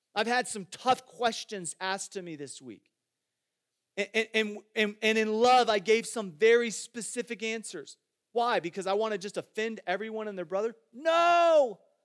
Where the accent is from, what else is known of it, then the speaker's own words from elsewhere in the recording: Iowa, United States; moved away; I grew up in Iowa